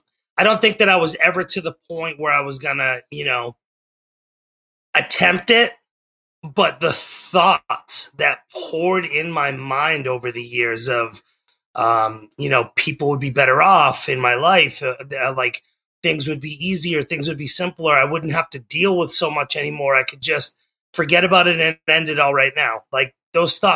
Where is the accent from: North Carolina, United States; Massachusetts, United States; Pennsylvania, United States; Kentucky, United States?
Massachusetts, United States; Methuen; moved away as an adult; now in Oklahoma, United States; I was born in Methuen, Massachusetts, about 20 minutes north of Boston, and I lived on the New Hampshire-Massachusetts border my entire life